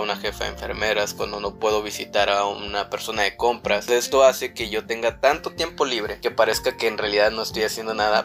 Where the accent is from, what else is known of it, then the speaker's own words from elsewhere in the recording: Monterrey, Nuevo León, Mexico; sí, somos de, somos de Monterrey. Somos una pareja de Monterrey.